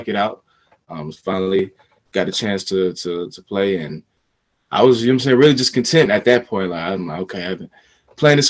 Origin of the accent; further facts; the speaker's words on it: Smyrna, Georgia, United States; also born or lived in Florida / China; I'm from Georgia, born and raised